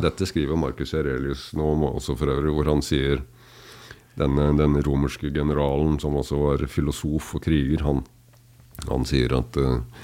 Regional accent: Kragerø, Telemark, Norway; now in Kolbotn, Norway; født og oppvokst i Kragerø, men bor på Kolland

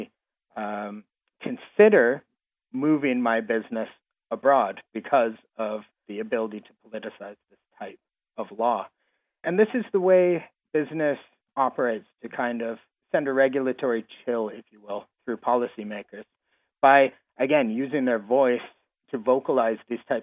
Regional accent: Canada; I'm from Canada

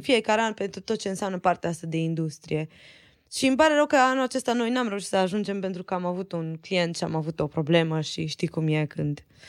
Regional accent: Romania; noi suntem din România

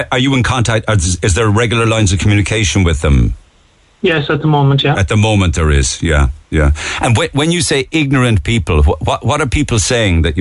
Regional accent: Georgia; moved away as an adult; now in Cork, Ireland; you are from Georgia. Yes, okay, I am.

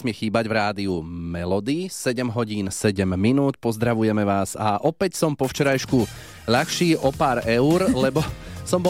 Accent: Hriňová, Banská Bystrica Region, Slovakia; Ja som z Hriňovej.

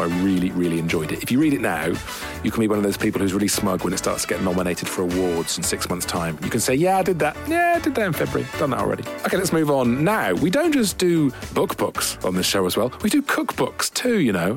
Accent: Welsh, Wales, United Kingdom; I'm Welsh

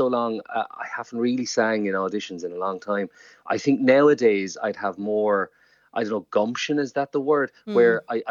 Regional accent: Waterford, Munster, Ireland; moved away as an adult; also born or lived in London; that's what I grew up with in Waterford

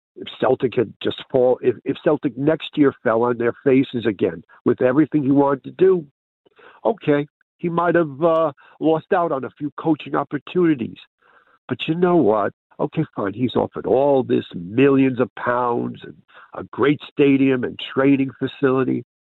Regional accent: New York City, New York, United States; now in Carluke, United Kingdom; I'm originally from New York

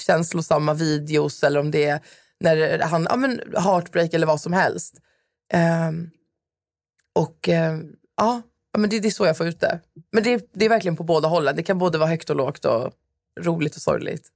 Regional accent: Stockholm, Stockholm County, Sweden; moved away as an adult; now in Södertälje, Sweden; Jag är uppvuxen i Stockholm, eh, på Södermalm

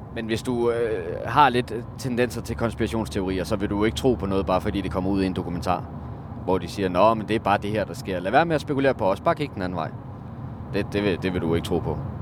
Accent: Denmark; jeg er fra Jylland.

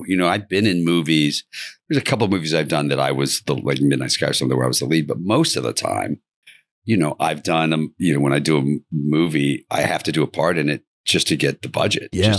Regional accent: Kentucky, United States; I'm from Kentucky, so I love the University of Kentucky

